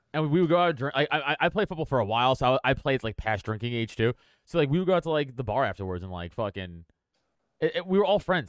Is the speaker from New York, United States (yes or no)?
yes; New York City, New York, United States; I grew up on Staten Island